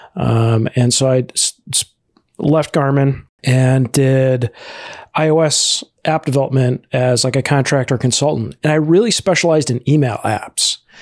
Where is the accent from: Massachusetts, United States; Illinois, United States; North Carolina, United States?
Illinois, United States; Chicago; I'm originally from the, uh, Chicago area, uh, that's where I grew up.